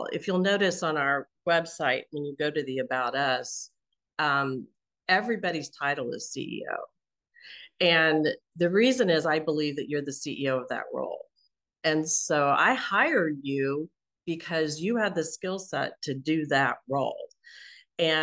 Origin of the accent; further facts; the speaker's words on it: Kansas City, United States; moved away; Kansas City, which is my hometown.